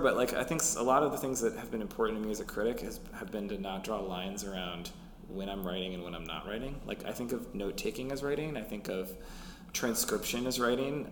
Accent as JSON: {"language": "English", "town": "Minneapolis", "region": "Minnesota", "country": "United States", "tie": "born or raised there", "said": "I grew up in Minneapolis"}